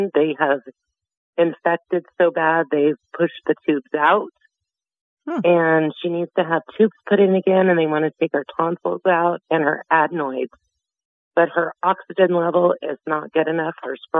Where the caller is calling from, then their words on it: Visalia, California, United States; In Visalia. I'm in the Central Valley.